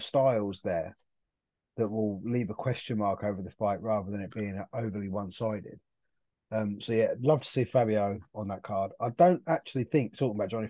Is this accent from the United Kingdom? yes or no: yes; South East England, United Kingdom; I'm from the southeast. I'm not Scottish